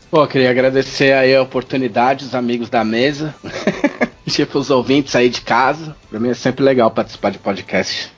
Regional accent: São Paulo, Brazil; now in Porto Alegre, Brazil; Eu sou de São Paulo, eu moro em Porto Alegre, mas eu sou de São Paulo

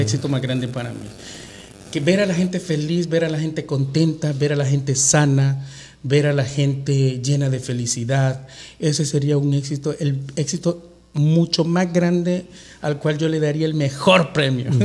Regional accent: El Salvador; moved away; mi tierra. Pero no exactamente mi tierra, mi, pulgarcito de América

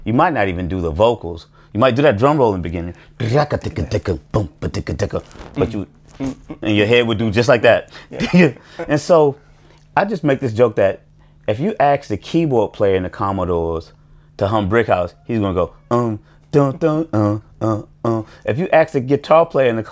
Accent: Washington, District of Columbia, United States; I grew up in a hood in Washington, D.C.

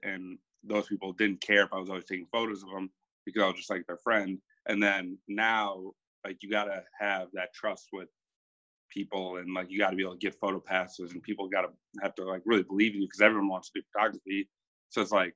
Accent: Minneapolis, Minnesota, United States; I'm a photographer from Minneapolis, Minnesota

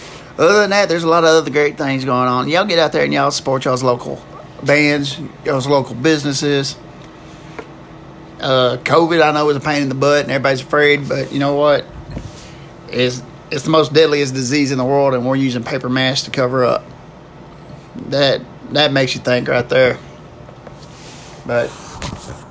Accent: the South, United States; I'm from the South

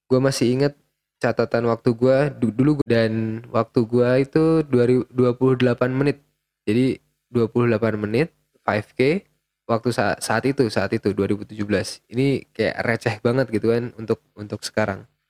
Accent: Yogyakarta, Special Region of Yogyakarta, Indonesia; gue mau pulang kampung gitu kan gue kan dari Jogja

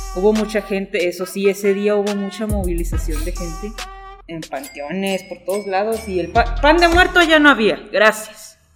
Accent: Mexico; como mexicanos

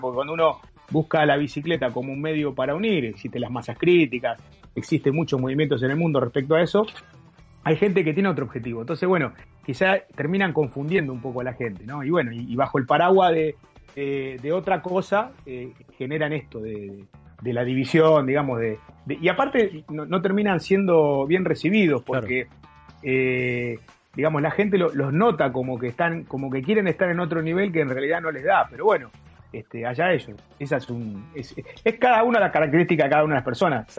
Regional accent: Berazategui, Buenos Aires Province, Argentina; Yo soy de Verazante y en zona de Quilmes

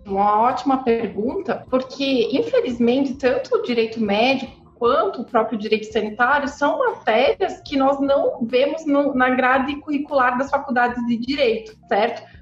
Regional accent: Curitiba, Paraná, Brazil; Eu sou aqui de Curitiba

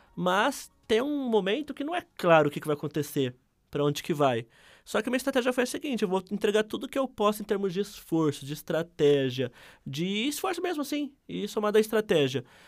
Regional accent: Ribeirão Preto, São Paulo, Brazil; eu sou nascido e criado no Simeone, que é o bairro com mais favelas aqui de Ribeirão Preto

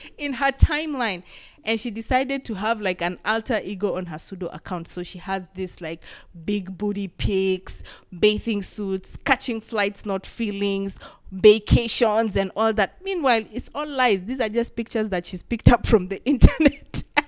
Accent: Kenya; As a Kenyan and as a creative

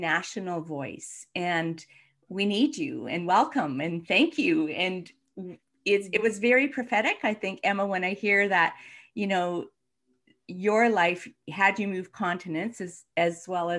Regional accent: Alberta, Canada; I was born and raised here out in Alberta. My parents were, and my in-laws were, all came from white Belarus and Ukraine. So I have that same sense of coming from somewhere else

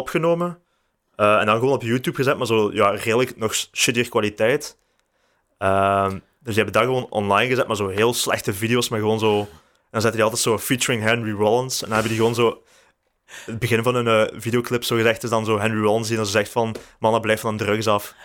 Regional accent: Houthalen-Helchteren, Flanders, Belgium; now in Leuven, Belgium; Ik ben van Houtalen

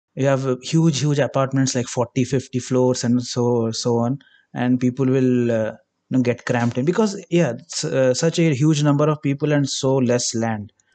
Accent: India; I am from India, if you couldn't get it by the accent

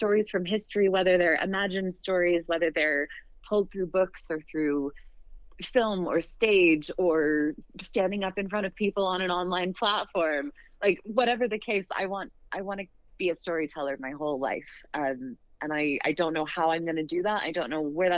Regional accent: Western United States, United States; I grew up in the Western United States and sort of grew up with this Red Rock and cowboys and ranches and mines and ghost towns

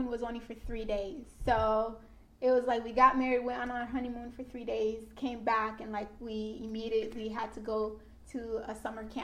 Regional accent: Haiti; now in Florida, United States; ever since I came from Haiti to Florida, I've never been anywhere outside of Florida

